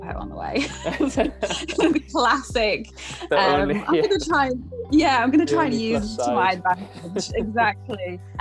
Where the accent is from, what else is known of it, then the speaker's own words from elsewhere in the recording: Durham, North East England, United Kingdom; moved away as an adult; now in British Columbia, Canada; I'm born and raised in Durham